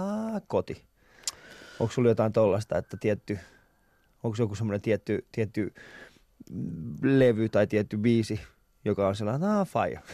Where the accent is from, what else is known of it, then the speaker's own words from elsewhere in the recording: Vantaa, Uusimaa, Finland; mä oon Vantaalta